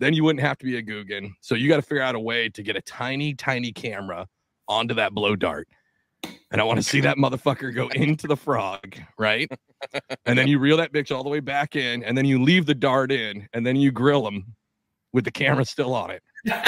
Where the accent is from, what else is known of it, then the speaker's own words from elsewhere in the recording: New Jersey, United States; No, I'm from New Jersey.